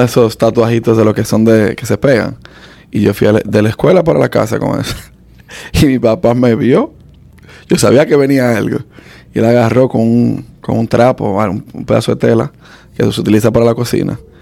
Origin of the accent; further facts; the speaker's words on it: Dominican Republic; now in United States; yo, nací aquí, pero me crié en República Dominicana